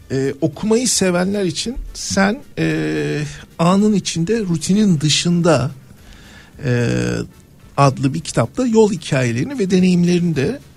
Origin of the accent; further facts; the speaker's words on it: Manisa, Turkey; e, çocukluğum Manisa'da geçti. e, bisiklet, bisikletinle Manisa sokaklarını turluyorsun.